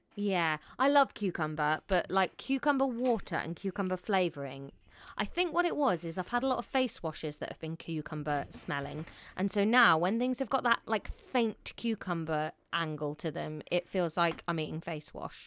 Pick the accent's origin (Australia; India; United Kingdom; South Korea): United Kingdom; As a Brit